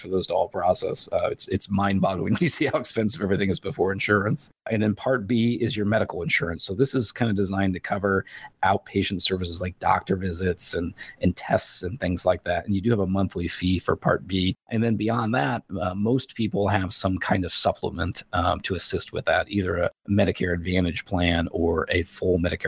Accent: Northern Indiana, United States; I grew up in Northern Indiana

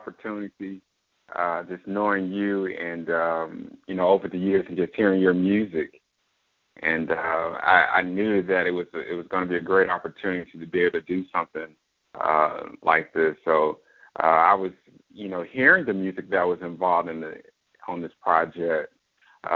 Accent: Fort Worth, Texas, United States; I grew up in Fort Worth all my life, graduated from Dunbar High School

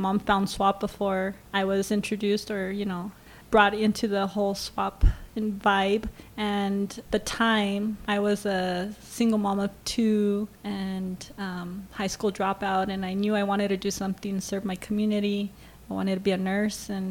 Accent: Albuquerque, New Mexico, United States; I am born and raised native New Mexican and raised by a Chicano father and Mexican mother in the South Valley of Albuquerque.

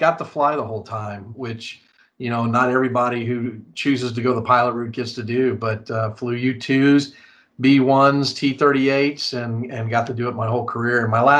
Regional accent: San Antonio, Texas, United States; I'm originally actually from San Antonio, Texas, and a brat myself. So moved around a lot, but did most of my growing up really here in San Antonio.

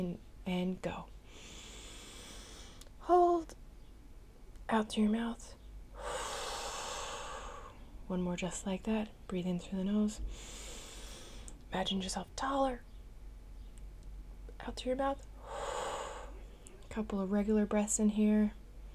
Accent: Newfoundland and Labrador, Canada; now in Netherlands; I'm a Newfoundlander and Canadian

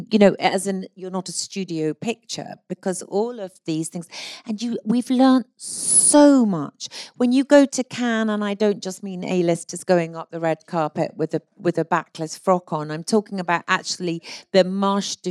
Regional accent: Scotland, United Kingdom; as a Scot

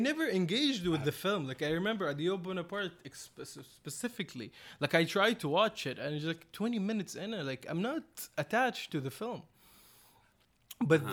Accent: Saudi Arabia; I come from Saudi Arabia, a, a coastal city with like a lot of mixed cultures, but no cinema

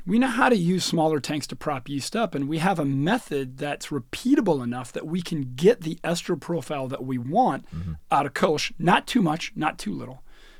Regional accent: United States; I do. Because I'm American.

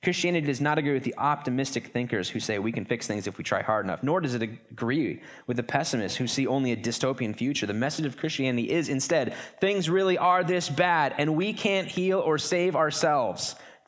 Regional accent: Pasco, Washington, United States; I'm from Eastern Washington. In fact, when you travel and you go to big cities, or you're on a cruise somewhere and somebody goes, where are you from? You say Washington, don't you? You don't say Pasco.

